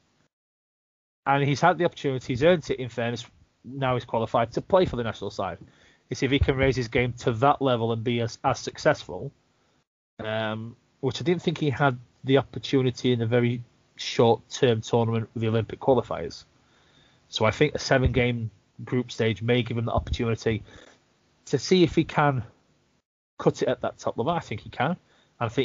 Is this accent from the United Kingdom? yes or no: yes; United Kingdom; British hockey fans